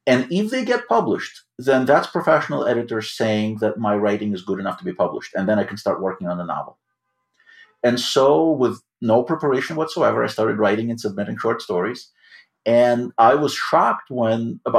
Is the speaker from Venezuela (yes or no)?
no; Odesa, Odesa Oblast, Ukraine; English is a second language; now in New York, United States; I grew up in Odessa, Ukraine